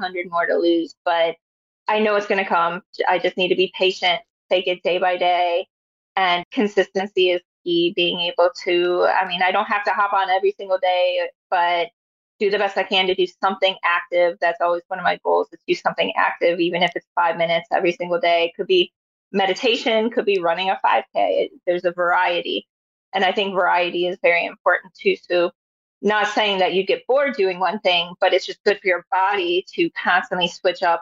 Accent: Chicago, Illinois, United States; I'm from Chicago

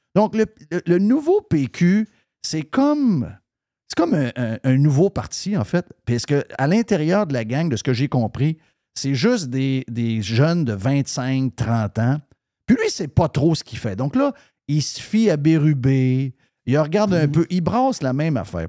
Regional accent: Quebec, Canada; je suis québécois

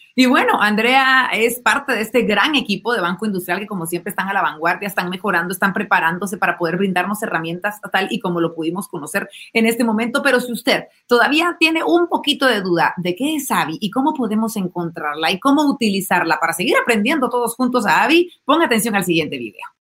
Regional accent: Guatemala; los guatemaltecos

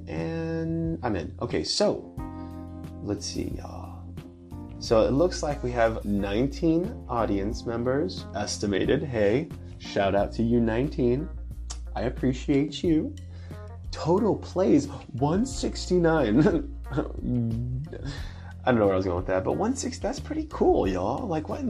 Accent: California, United States; I'm from California

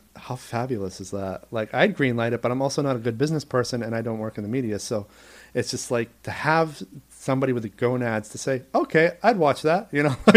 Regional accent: Maine, United States; moved away as an adult; also born or lived in New York; my home state of Maine

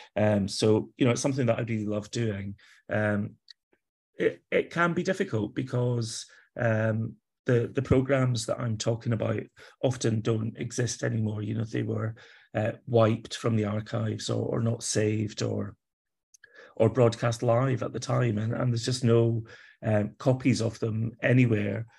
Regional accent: Kilpatrick Durham, Scotland, United Kingdom; now in Edinburgh, United Kingdom; I grew up in Scotland. I've not always lived here, but, uh, I did grow up in Scotland, a, a tiny little town, um, village really called Kilpatrick Durham is where I was born.

